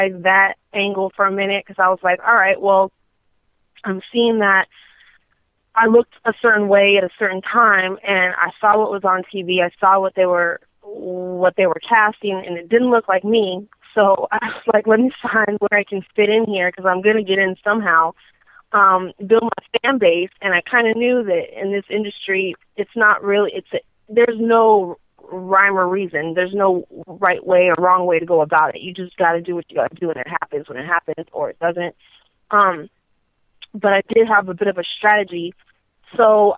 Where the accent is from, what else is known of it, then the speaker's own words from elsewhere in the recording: Torrance, California, United States; I'm from L.A. I'm born and raised throughout California, but originally from a little city called Torrance, which is, I guess, L.A. County, or it is L.A. County.